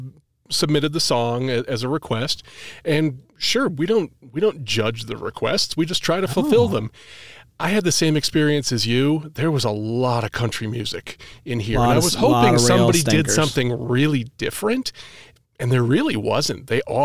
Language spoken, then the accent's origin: English; New England, United States; I'm actually from New England. It's a wicked pisser.